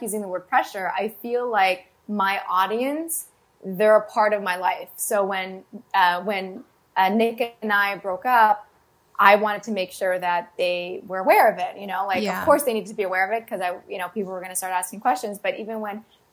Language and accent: English; Canada